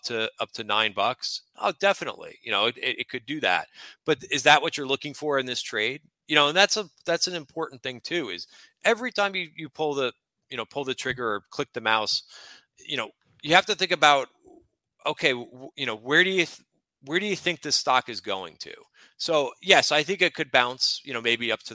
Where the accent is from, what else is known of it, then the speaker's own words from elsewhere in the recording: North Plainfield, New Jersey, United States; now in New York City, United States; I grew up in Central Jersey. I'm in New York City now.